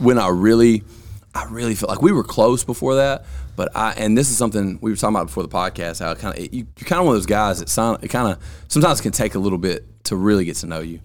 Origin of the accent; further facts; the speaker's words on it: Vernon, Alabama, United States; I'm from Lamar County, which I'm from Vernon, and I moved here